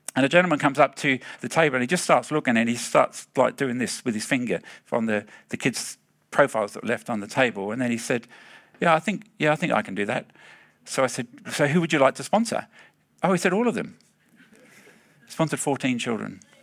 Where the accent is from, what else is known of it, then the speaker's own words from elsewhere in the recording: England, United Kingdom; now in Australia; I'm from the Palmy Land